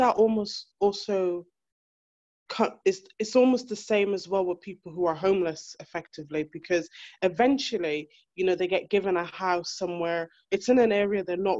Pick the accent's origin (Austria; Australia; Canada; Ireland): Ireland; moved away as an adult; now in United Kingdom; I'm from Ireland, and I left my relationship when I was in Ireland